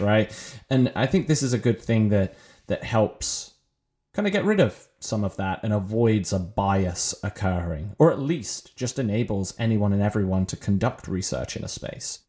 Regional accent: England, United Kingdom; moved away as an adult; also born or lived in Ireland; now in United States; I am British, uh, and not American. And when I was growing up, I had the wonders of our U K National Healthcare Service.

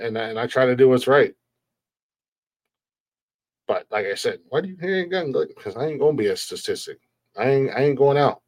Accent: United States; I love being an American

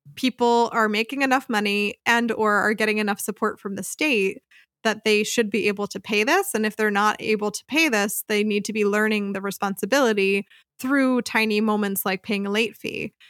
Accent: outside of Philadelphia, Pennsylvania, United States; moved away as an adult; now in Freiburg, Germany; I grew up outside of Philadelphia, Pennsylvania

